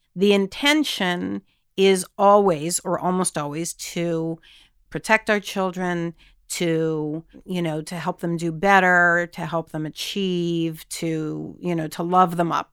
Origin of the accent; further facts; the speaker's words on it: Texas, United States; we grew up in Texas, my husband and I both did